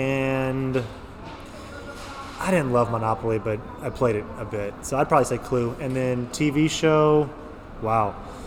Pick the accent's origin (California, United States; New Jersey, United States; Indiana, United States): California, United States; San Diego; moved away as an adult; now in Spain; growing up in San Diego